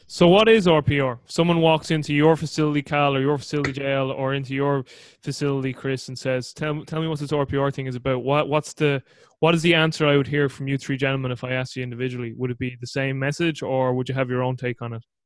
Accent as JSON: {"language": "English", "country": "Ireland", "said": "as an Irishman"}